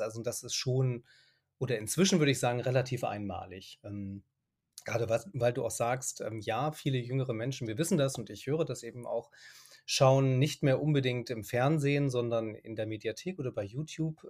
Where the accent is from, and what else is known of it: Germany; also born or lived in Dubai / Egypt / Lebanon / Syria